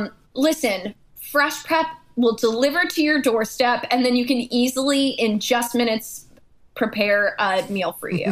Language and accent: English; New York, United States; Yeah. I'm from New York.